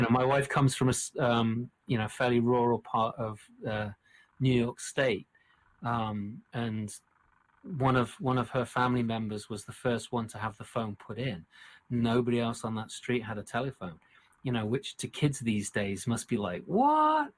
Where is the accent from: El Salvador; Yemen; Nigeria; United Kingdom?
United Kingdom; England; moved away; also born or lived in Portland, Oregon; being English